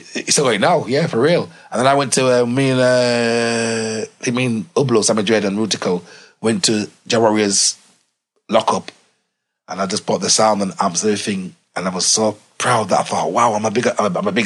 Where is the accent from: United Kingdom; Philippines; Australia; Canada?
United Kingdom; Leeds, Yorkshire and the Humber; I'm a country boy. I'm coming from Leeds to London. We're country.